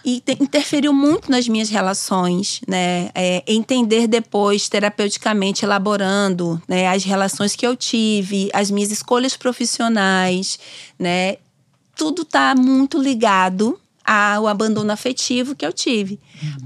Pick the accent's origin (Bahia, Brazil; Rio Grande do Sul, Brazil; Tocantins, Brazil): Bahia, Brazil; Simões Filho; also born or lived in Salvador; Nasci em Salvador. Vivi a minha vida né, até os meus 19 anos numa cidade chamada Simões Filho, que é uma cidade próxima a Salvador.